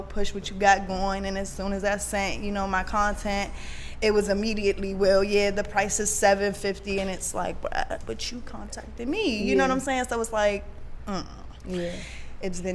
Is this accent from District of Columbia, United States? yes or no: yes; Washington, District of Columbia, United States; I'm from Washington, D.C. Not the DMV, from Washington, D.C.